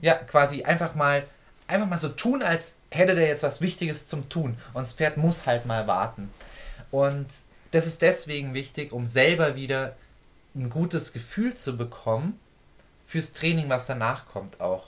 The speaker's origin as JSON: {"language": "German", "country": "Germany", "said": "bei uns in Deutschland"}